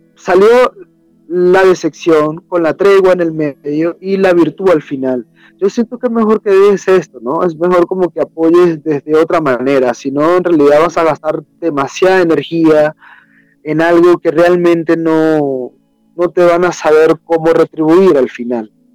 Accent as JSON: {"language": "Spanish", "country": "Venezuela", "moved": "as an adult", "lives_now": "Peru", "said": "originalmente soy de Venezuela"}